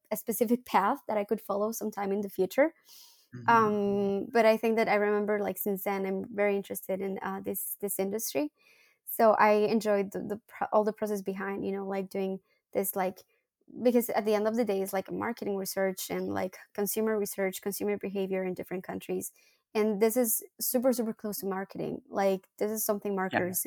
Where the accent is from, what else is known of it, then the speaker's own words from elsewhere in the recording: León, Guanajuato, Mexico; English is a second language; moved away as an adult; also born or lived in Monterrey, Mexico; now in Paris, France; I'm from León, Guanajuato